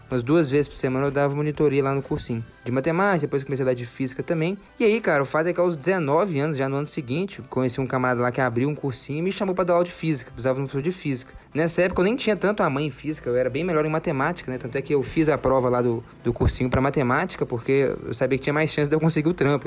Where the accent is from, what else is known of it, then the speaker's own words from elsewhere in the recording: Minas Gerais, Brazil; sou aqui de Minas Gerais